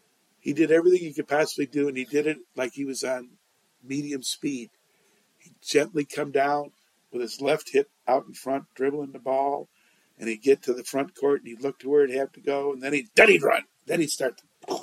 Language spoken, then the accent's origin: English; Chicago, Illinois, United States; also born or lived in Indiana; DePaul, I'm from Chicago.